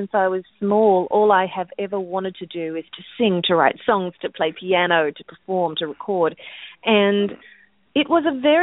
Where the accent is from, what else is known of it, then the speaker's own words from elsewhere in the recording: Australia; now in United States; I'm from Australia and living in America